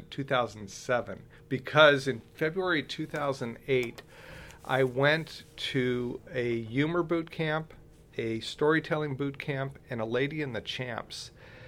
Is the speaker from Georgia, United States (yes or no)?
no; Southern California, United States; I was born and raised in Southern California